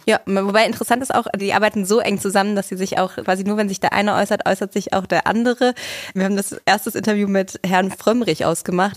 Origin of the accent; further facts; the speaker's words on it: Germany; Ich bin da ja, komme da nicht so weit von her